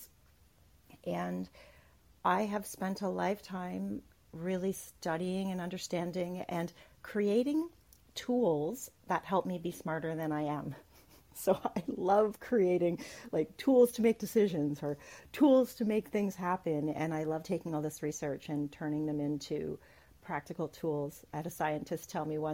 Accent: Canada; I'm Canadian.

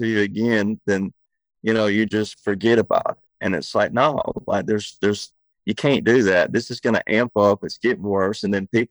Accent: Deep South, United States; we grew up in the South

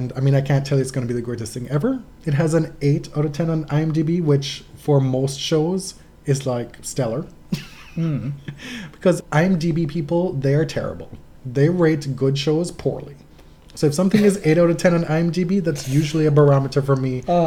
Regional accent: Jamaica; moved away; I grew up in Jamaica.

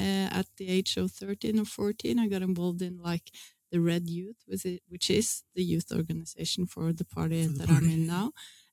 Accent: Lillehammer, Innlandet, Norway; I grew up in Lillehammer in Norway.

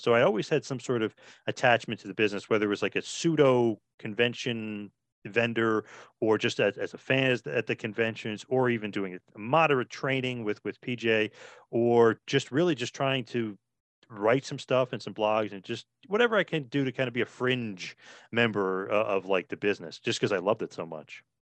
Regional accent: New Jersey, United States; we're from New Jersey

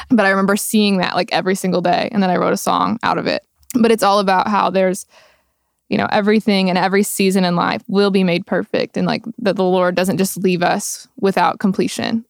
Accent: Roosevelt, Texas, United States; moved away; I am originally from Roosevelt, Texas, which has eighteen people living in it

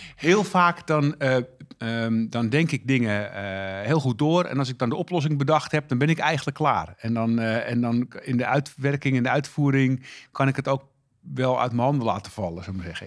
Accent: Texel, North Holland, Netherlands; ik groeide op op Texel

